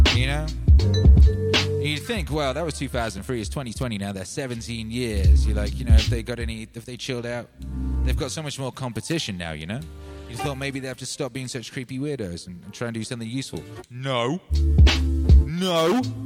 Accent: Wales, United Kingdom; I grew up in Wales

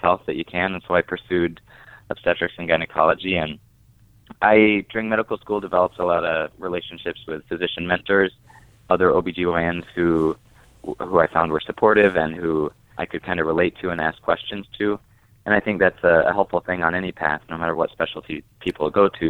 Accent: Wichita, Kansas, United States; I'm now back in my hometown

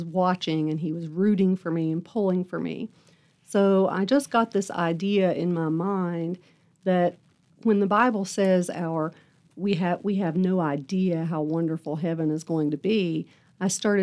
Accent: Buchanan County, Virginia, United States; also born or lived in Tampa, Florida; I was born in Tampa, Florida. And when I was 1 year old, my mom remarried, and we moved to Buchanan County, Virginia.

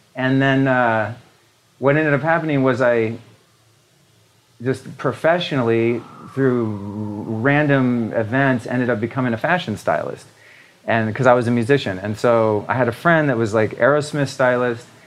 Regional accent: Northern California, United States; I grew up in Northern California

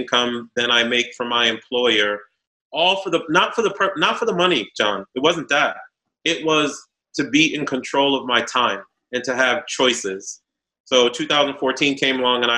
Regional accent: Boston, Massachusetts, United States; moved away as an adult; also born or lived in New York / Haiti (family) / Virginia; I was born in New York, raised in Boston

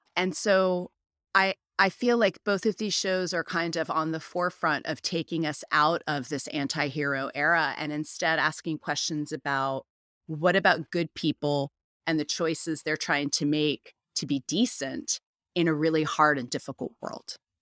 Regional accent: United States; as an American

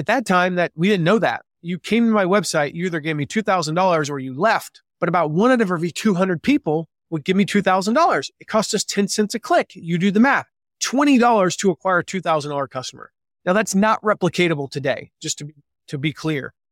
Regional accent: the South, United States; moved away as an adult; now in Fort Wayne, United States; I grew up in the South. I grew up in the nice, warm weather mostly

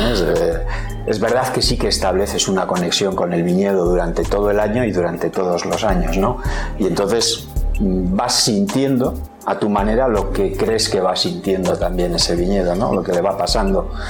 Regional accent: Madrid, Community of Madrid, Spain; Tengo una, anécdota, ahora, ocurrió en Madrid, mi pueblo.

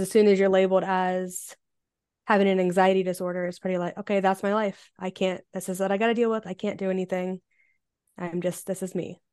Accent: Ohio, United States; I am from Ohio in the United States

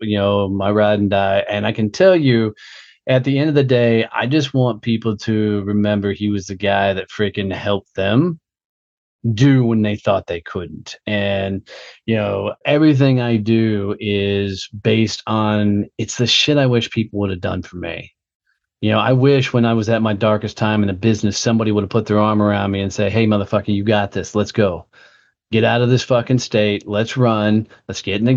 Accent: Fort Worth, Texas, United States; my hometown of Fort Worth

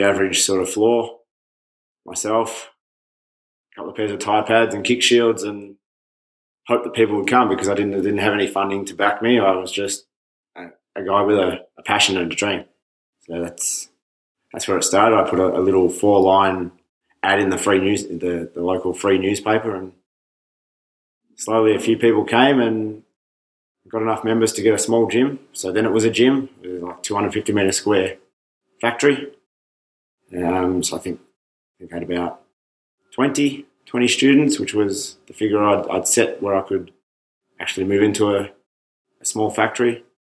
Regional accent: Stawell, Victoria, Australia; So I'm from Stawell, which is 3 hours west of Melbourne. Small country town with one option.

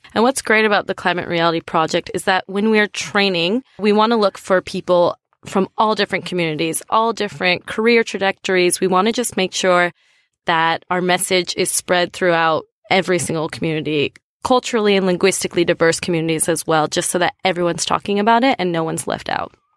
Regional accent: United States; now in Australia; I'm from the United States.

